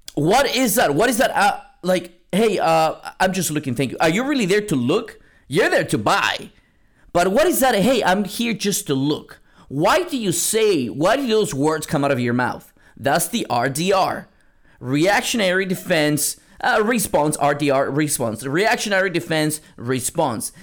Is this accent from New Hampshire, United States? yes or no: no; San Antonio, Texas, United States; now in Seattle, United States; I'm from San Antonio, Texas. Now I live in Seattle, Washington